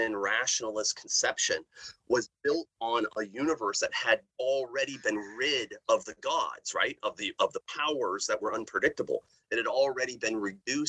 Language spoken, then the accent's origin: English; outside of Seattle, Washington, United States; moved away; growing up in Seattle, outside of Seattle, when I was growing up